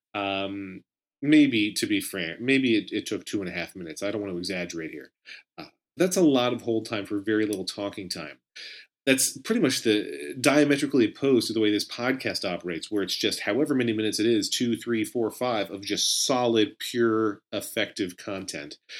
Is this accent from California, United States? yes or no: no; Pennsylvania, United States; also born or lived in Israel; now in New Jersey, United States; a hometown in Pennsylvania where it was initially my home, where I was born and reared